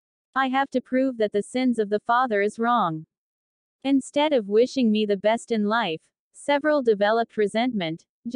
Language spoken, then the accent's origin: English; Las Vegas, Nevada, United States; Growing up in Las Vegas in the United States, many see this city as a lucky jackpot town because it is called Sin City.